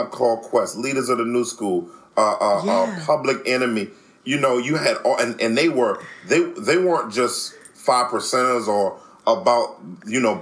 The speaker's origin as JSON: {"language": "English", "town": "Washington", "region": "District of Columbia", "country": "United States", "tie": "born or raised there", "moved": "yes", "lives_now": "Philadelphia, United States", "said": "I was born and raised in Washington, D.C., grew up during the crack era"}